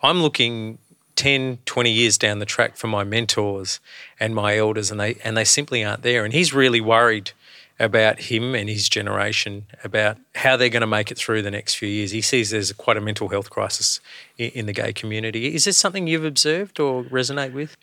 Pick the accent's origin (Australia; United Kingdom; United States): Australia; being a, a man of colour, growing up in Australia through the late seventies, early eighties